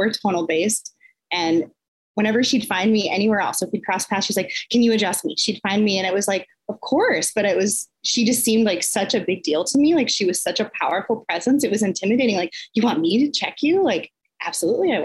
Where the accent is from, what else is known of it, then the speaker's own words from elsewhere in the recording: Southwestern Minnesota, United States; also born or lived in Twin Cities, Minnesota; I'm originally from Southwestern Minnesota, actually a really small town. And I grew up on a farm there.